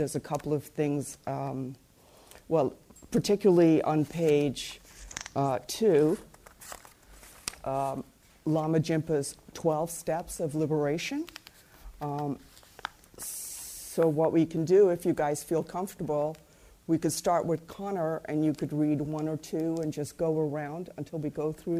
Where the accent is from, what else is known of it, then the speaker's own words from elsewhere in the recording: Mumbai, Maharashtra, India; born there; I was born in Bombay, India, to, you know, both by parents who were born and bred in Ireland.